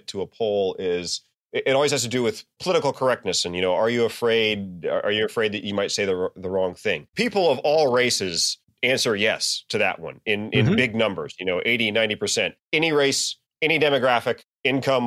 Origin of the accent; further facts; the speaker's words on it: the South, United States; I'm from the South